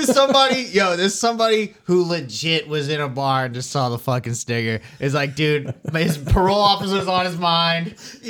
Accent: Lynn, Massachusetts, United States; I grew up with him in Lynn

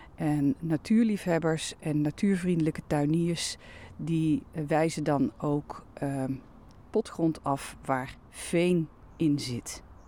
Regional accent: Veluwezoom, Gelderland, Netherlands; in de bossen van mijn jeugd ben aan de Veluwezoom

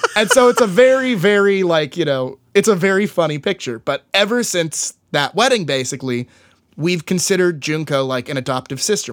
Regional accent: Tyler, Texas, United States; my hometown, uh, I grew up in Tyler, Texas, East Texas

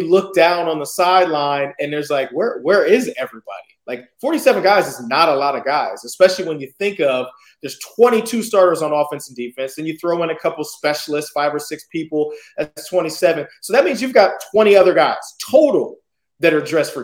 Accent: San Diego, California, United States; I'm repping my hometown now, San Diego State

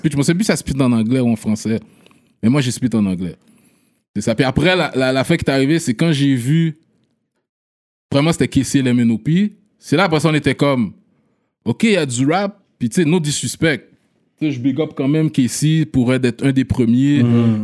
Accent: Montreal, Quebec, Canada; Je suis né là, puis j'ai déménagé à 8 ans dans le quartier P9.

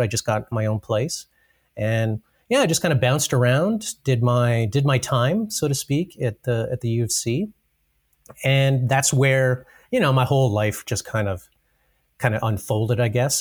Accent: Brooks, Alberta, Canada; also born or lived in Calgary; I guess I'm born and raised Albertan, but mostly in Brooks. So I, I grew up in Brooks

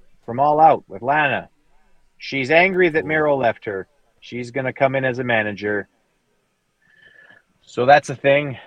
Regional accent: Canada; I'm a Canadian

